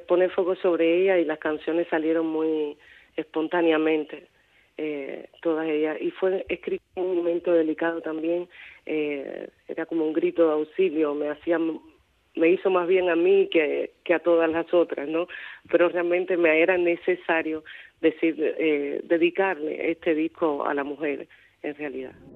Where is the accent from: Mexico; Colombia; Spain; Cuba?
Cuba; Pinar del Río; also born or lived in Havana, Cuba; now in Paris, France; Nací en Cuba, en Pinar del Río